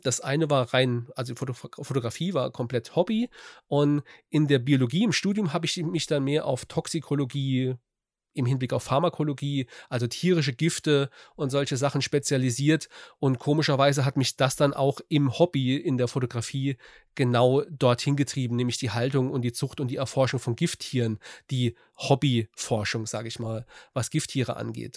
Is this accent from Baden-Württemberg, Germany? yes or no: no; Saarland, Germany; ich komme aus dem Saarland, ähm, Südwesten von Deutschland